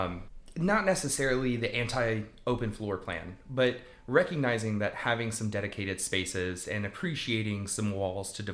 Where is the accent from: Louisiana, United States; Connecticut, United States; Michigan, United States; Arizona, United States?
Louisiana, United States; South; I grew up in South Louisiana